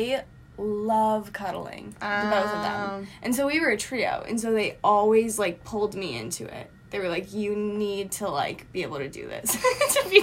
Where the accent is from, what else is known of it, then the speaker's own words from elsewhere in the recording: Massachusetts, United States; I'm from Massachusetts